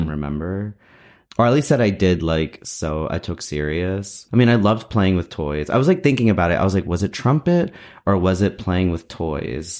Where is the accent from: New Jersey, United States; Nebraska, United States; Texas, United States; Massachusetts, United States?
New Jersey, United States; I'm like in New Jersey. That's where I grew up in New Jersey